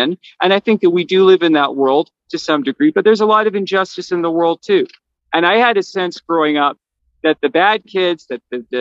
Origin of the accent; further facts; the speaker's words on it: Canada; I'm Canadian